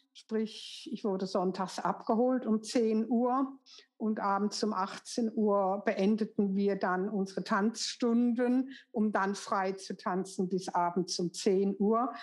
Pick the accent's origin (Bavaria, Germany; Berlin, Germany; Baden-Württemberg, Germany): Baden-Württemberg, Germany; Karlsruhe; also born or lived in Düsseldorf; das zweite Jahr sind meine Eltern dann umgezogen nach Karlsruhe, wo dann mein weiteres Leben stattfinden sollte